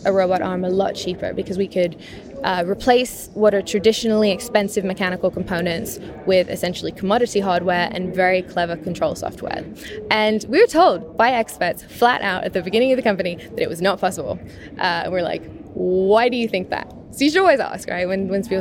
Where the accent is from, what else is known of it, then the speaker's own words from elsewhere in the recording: England, United Kingdom; I grew up in England and in the countryside